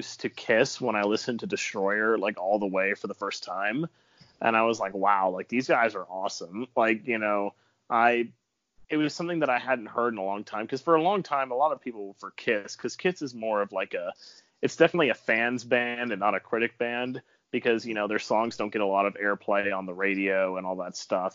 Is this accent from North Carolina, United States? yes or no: yes; Raleigh, North Carolina, United States; I'm from Raleigh, North Carolina